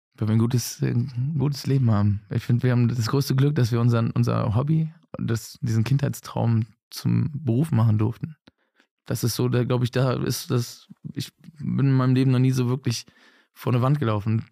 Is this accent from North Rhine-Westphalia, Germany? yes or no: yes; Bergisch Gladbach, North Rhine-Westphalia, Germany; now in Cologne, Germany; gebürtig aus Bergschlappach